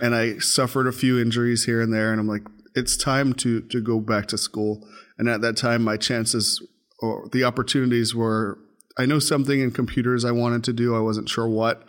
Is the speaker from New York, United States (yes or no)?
yes; New York City, New York, United States; moved away as an adult; Grew up in Brooklyn, New York. Um, born in New York, lived in New York for the first twenty years of my life